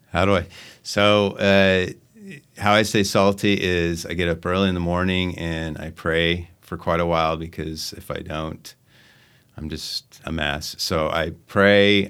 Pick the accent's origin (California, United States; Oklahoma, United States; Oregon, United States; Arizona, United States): Arizona, United States; Phoenix; moved away; I'm from Phoenix, Arizona